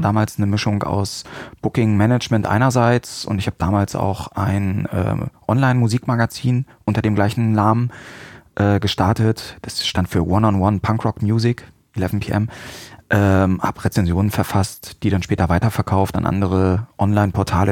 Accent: Salzgitter, Lower Saxony, Germany; moved away as an adult; also born or lived in Hanover area, Germany / Münster, Germany; Ich stamme aus Salzgitter

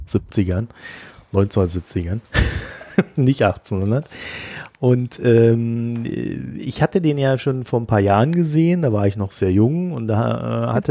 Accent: Germany; ich komme ja aus der DDR

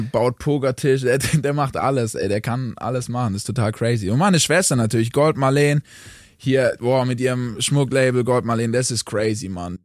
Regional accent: Möglingen, Baden-Württemberg, Germany; also born or lived in Stuttgart; ich bin in Stuttgart geboren, Mann, aber ich bin in Stuttgart geboren und dann aber direkt ins weltberühmte Möglingen

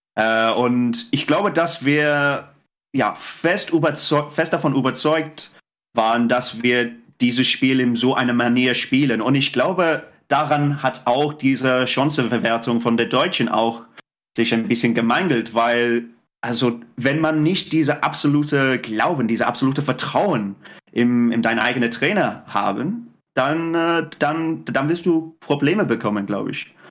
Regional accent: England, United Kingdom; German is a second language; als Engländer

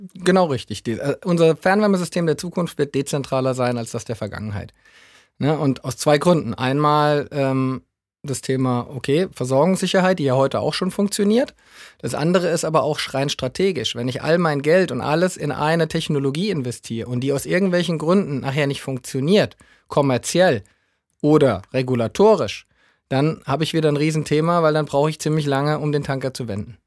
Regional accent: Southern Hesse, Germany; now in Düsseldorf, Germany; gebürtig komme ich aus, aus Südhessen, also vielleicht hört man es hier und da mal ein bisschen

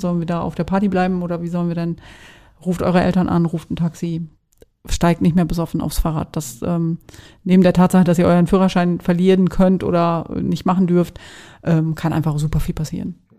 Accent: Emsland, Lower Saxony, Germany; bei uns im Emsland

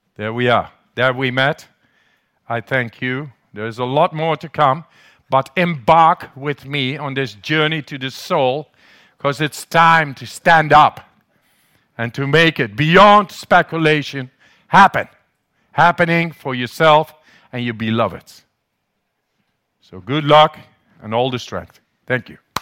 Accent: Netherlands; English is a second language; They call me the German. I'm the crazy Dutchman, man. Must be my accent in the, in the, in English

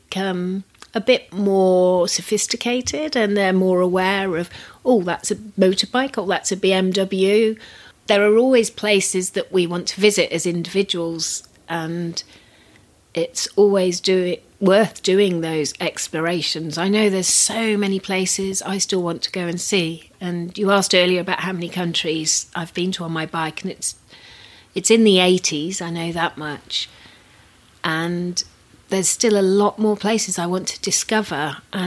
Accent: United Kingdom; I'm very British

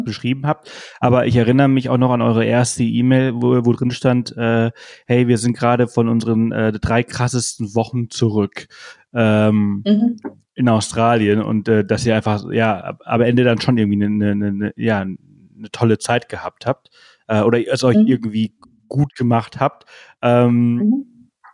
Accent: Spain; moved away; ich bin Spanier, ich bin in Spanien aufgewachsen

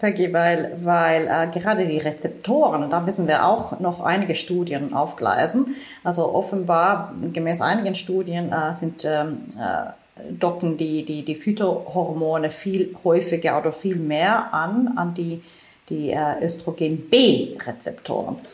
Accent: Finland; moved away; ich komme ursprünglich aus Finnland

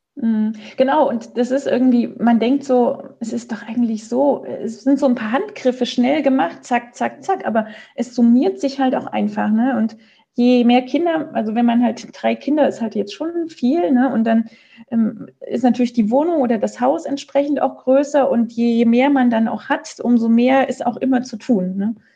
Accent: Germany; moved away as an adult; now in Switzerland; ich komme aus Deutschland

